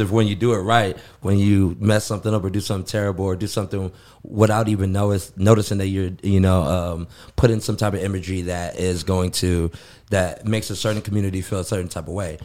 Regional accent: Los Angeles, California, United States; moved away as an adult; now in Phoenix, United States; Born and raised in the Koreatown area.

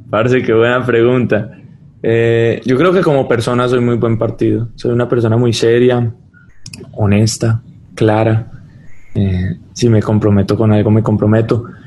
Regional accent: United States; moved away as an adult; also born or lived in Colombia; yo crecí toda mi vida en Estados Unidos

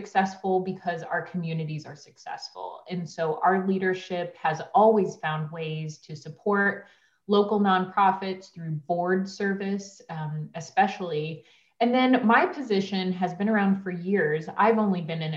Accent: Liberty, Missouri, United States; the City of Liberty, which is my hometown

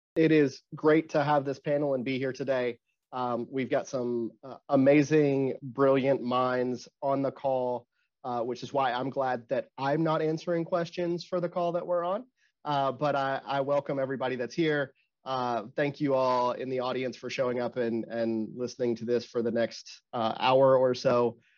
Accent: Arkansas, United States; I'm from Arkansas

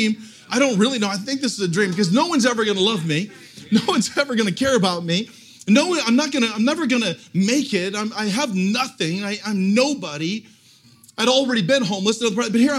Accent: Portland, United States; I'm actually from Portland, so I got in my car, I moved home

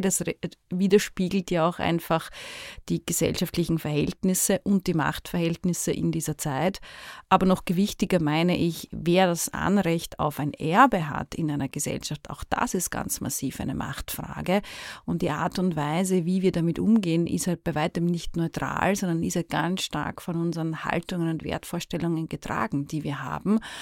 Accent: Vienna, Austria; Ich spreche jetzt hier sehr als Wienerin

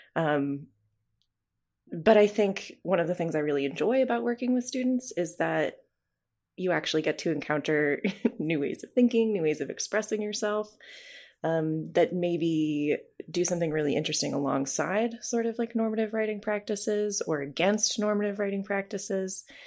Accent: New Hampshire, United States; moved away as an adult; also born or lived in Nebraska; now in Moscow, Idaho, United States; when I was growing up in New Hampshire

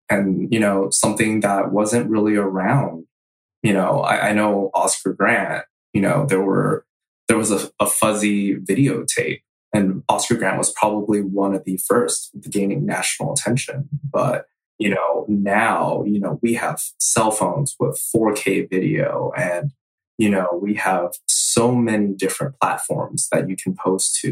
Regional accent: San Jose, California, United States; growing up in Eastside San Jose

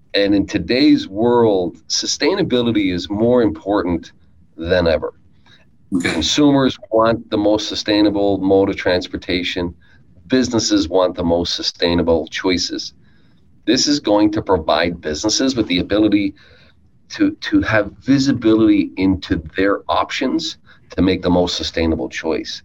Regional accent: Newfoundland and Labrador, Canada; I grew up in Newfoundland

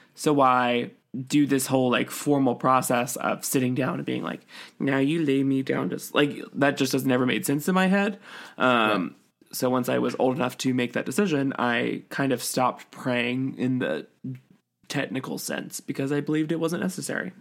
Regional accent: Utah, United States; growing up in Utah

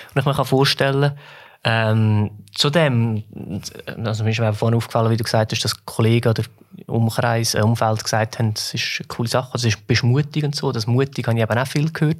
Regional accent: Switzerland; uns Schweizer

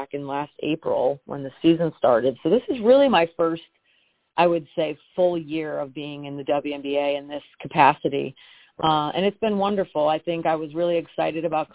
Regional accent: Connecticut, United States; born or raised there; moved away

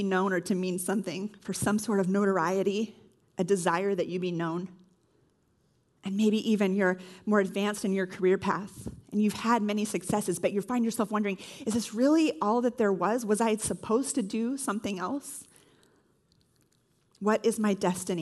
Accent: California, United States; moved away as an adult; I'm originally from California

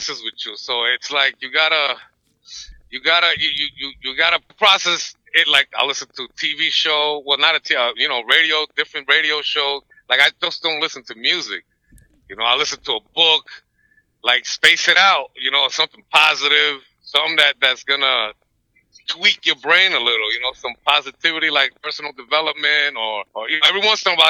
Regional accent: New York City, New York, United States; I'm from New York City

